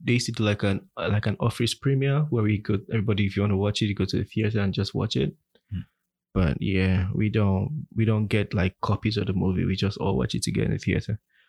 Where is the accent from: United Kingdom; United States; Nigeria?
Nigeria; Akwa Ibom; now in Canada; I'm from Akwa Ibom State.